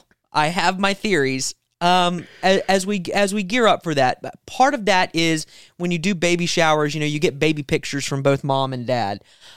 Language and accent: English; South Carolina, United States; I was born in America, and raised. I'm a South Carolinian, but I'm also an American.